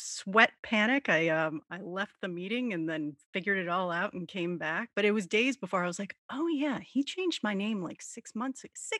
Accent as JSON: {"language": "English", "region": "Texas", "country": "United States", "tie": "born there", "said": "I was born in Texas."}